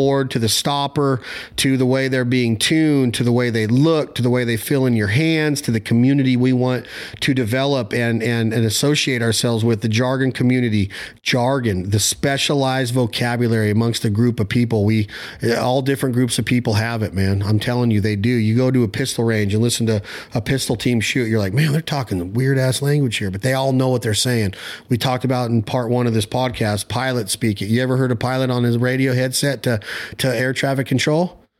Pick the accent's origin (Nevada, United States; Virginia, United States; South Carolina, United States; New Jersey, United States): Nevada, United States; No, I'm from Nevada, close to California.